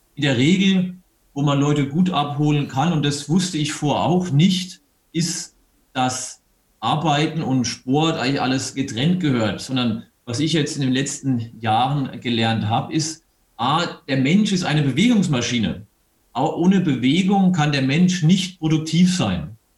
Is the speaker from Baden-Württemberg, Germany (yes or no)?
yes; Eberbach, Baden-Württemberg, Germany; moved away as an adult; also born or lived in Mannheim / Munich; now in Bavaria, Germany; Aus der Nähe von Heidelberg, aus Eberbach bin ich.